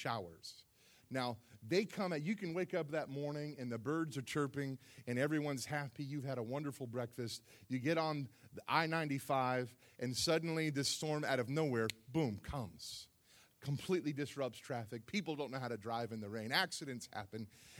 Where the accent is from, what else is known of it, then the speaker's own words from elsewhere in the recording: South Florida, United States; moved away; I grew up in South Florida